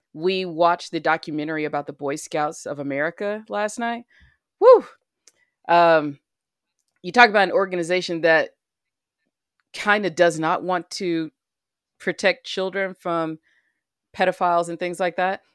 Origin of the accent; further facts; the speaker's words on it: Alabama, United States; the state of Alabama, my home state where I was born and raised